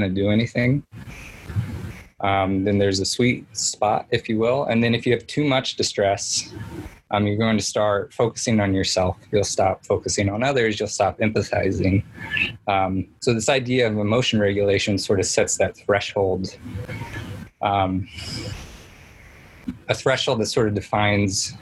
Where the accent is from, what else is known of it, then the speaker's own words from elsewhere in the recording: Indiana, United States; I'm from Indiana